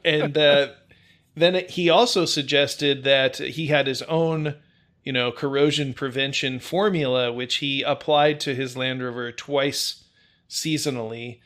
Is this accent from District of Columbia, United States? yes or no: no; Indiana, United States; moved away; I'm originally from the Salt Belt, Indiana, to be specific